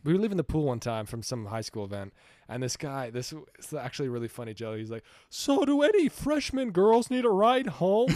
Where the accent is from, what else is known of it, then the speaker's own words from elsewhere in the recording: Utah, United States; growing up in Utah